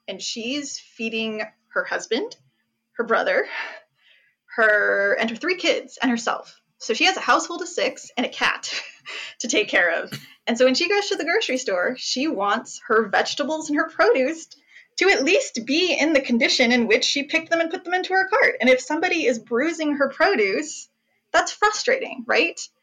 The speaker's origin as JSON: {"language": "English", "region": "New Jersey", "country": "United States", "tie": "born or raised there", "first_language": "English", "said": "I was born in Jersey"}